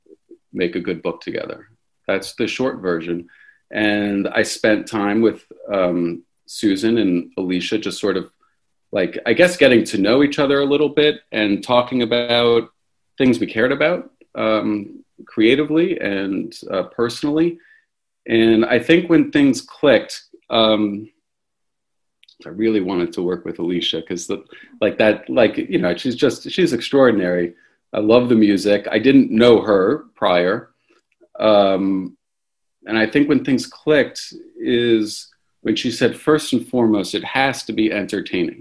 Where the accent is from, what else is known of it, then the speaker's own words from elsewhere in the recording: Washington, District of Columbia, United States; also born or lived in India / El Salvador; I grew up in Washington, D.C.